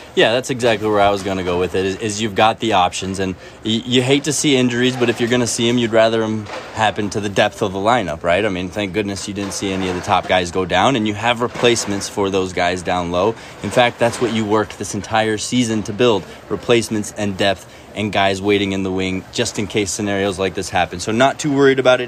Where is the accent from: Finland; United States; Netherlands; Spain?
Spain; moved away; I'm from Spain